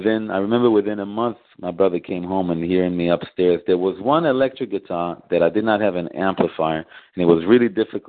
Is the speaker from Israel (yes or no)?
yes; Israel; born or raised there; moved away as an adult; also born or lived in Memphis, United States; now in Chicago, United States